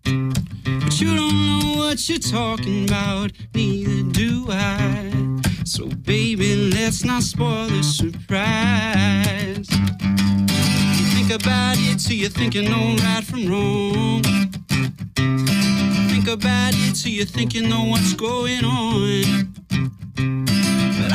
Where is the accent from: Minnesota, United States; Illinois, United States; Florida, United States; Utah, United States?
Illinois, United States; Chicago; moved away as an adult; also born or lived in Boston; I was born and raised in Chicago